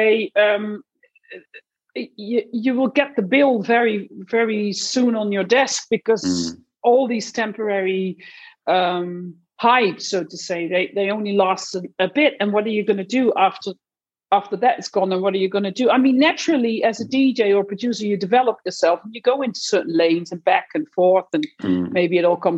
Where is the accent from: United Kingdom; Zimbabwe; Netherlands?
Netherlands; moved away; I'm from Holland. So I was in the Netherlands